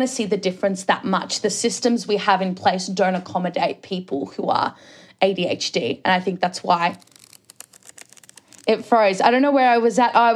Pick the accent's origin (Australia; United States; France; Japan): Australia; I'm an Aussie